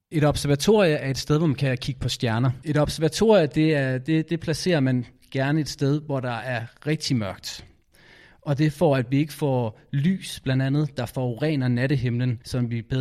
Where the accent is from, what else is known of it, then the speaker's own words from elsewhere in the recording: Aarhus, Central Denmark Region, Denmark; Jeg kommer fra Aarhus, og jeg er 8 år.